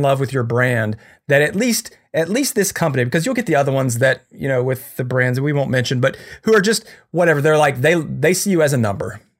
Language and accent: English; United States; I'm so American